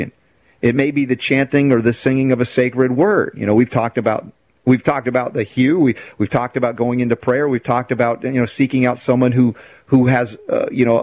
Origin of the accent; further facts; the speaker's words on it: United States; growing up in America